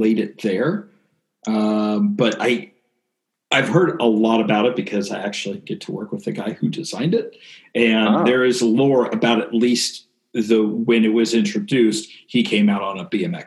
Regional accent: Western Washington, United States; growing up in Western Washington

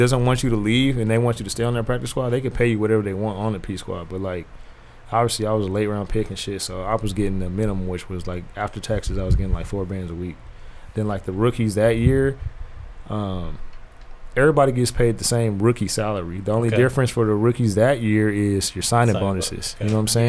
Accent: California, United States; being a kid from Cali

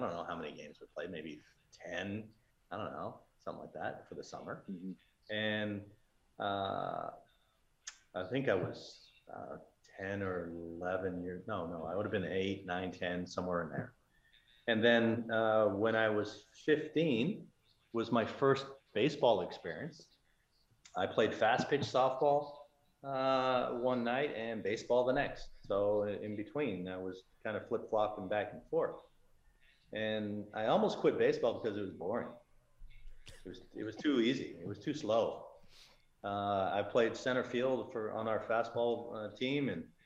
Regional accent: Cambridge, Ontario, Canada; growing up in Ontario, growing up, you know, I'm Canadian.

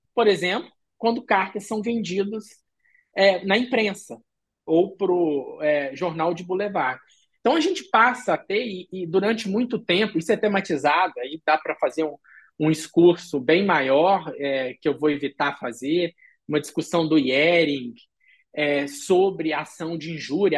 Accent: Brazil; now in Frankfurt, Germany; eu sou brasileiro

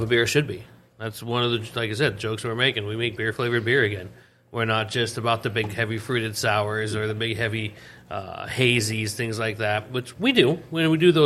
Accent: Seattle, Washington, United States; moved away; I'm from Seattle

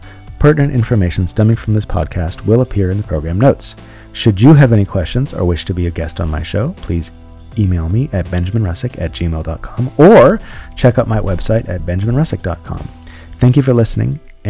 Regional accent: San Francisco, California, United States; But I grew up in San Francisco. I love San Francisco.

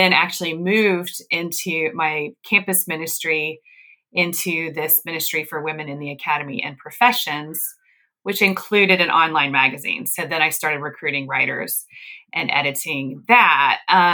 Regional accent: the South, United States; also born or lived in Northeast US; now in US Midwest; Well, I grew up in the South, and then I lived in the Northeast, and now I'm in the Midwest.

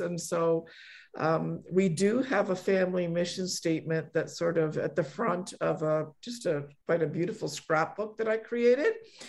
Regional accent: Poland; born there; I was born in Poland, and I grew up in a Polish immigrant family.

